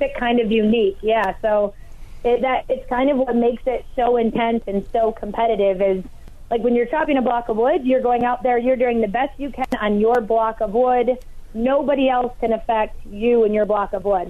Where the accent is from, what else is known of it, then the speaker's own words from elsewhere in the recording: Hayward, Wisconsin, United States; I grew up in Hayward